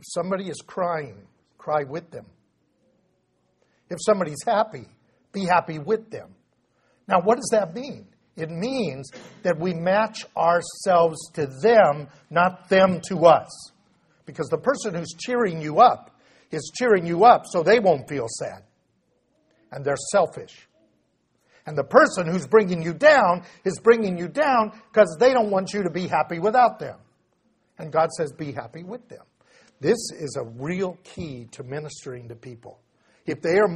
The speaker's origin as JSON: {"language": "English", "country": "United States", "said": "what I was trained to do as an American"}